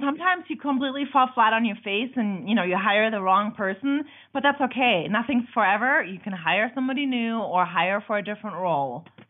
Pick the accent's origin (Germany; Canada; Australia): Germany; now in United States; I'm from Germany. I've been in America for a very long time.